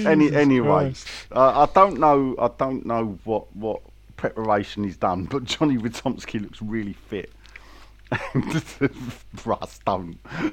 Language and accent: English; London, United Kingdom; accent: Cockney; I don't know why I put on a fake Cockney accent there, because I think my real one's